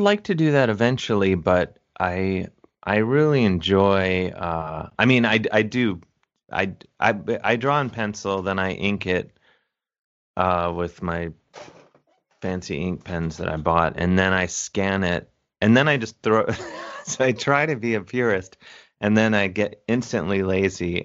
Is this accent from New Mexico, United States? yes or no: no; University Heights, Ohio, United States; moved away; I'm from Cleveland, University Heights, Ohio, to be specific